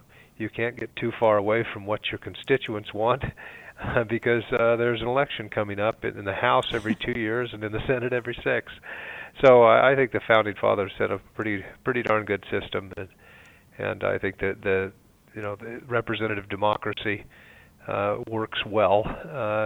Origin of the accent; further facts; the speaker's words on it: Snowflake, Arizona, United States; also born or lived in Mesa, Arizona; I was raised up north in Snowflake, a rural area on a ranch